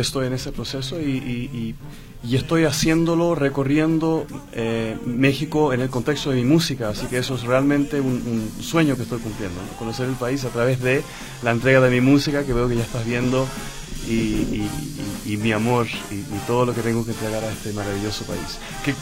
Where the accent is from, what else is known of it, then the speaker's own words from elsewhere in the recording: Santiago, Santiago Metropolitan, Chile; moved away; Yo soy holandés chileno. Okay. Mi madre es holandesa, mi padre era chileno.